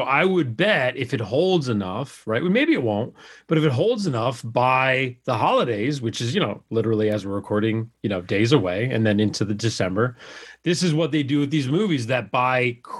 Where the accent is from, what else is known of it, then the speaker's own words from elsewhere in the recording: Ireland; it could have just be because I'm Irish.